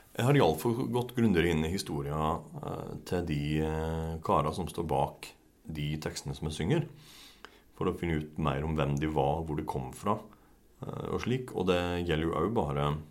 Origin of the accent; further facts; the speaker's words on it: Risør, Agder, Norway; jeg kommer delvis uh, fra Risør